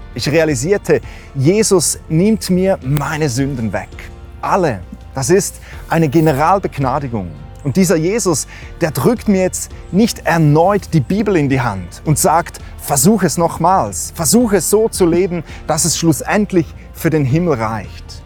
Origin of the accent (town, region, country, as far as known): Switzerland